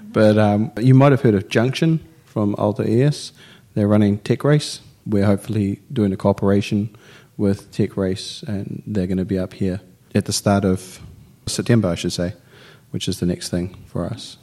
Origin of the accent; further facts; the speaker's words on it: New Zealand; now in Finland; I'm from New Zealand